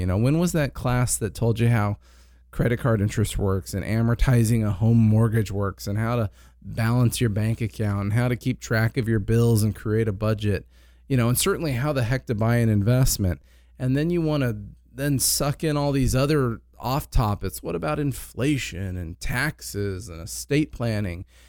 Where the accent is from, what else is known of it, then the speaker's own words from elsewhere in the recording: Ventura, California, United States; also born or lived in Palm Desert, California; I grew up here in Ventura.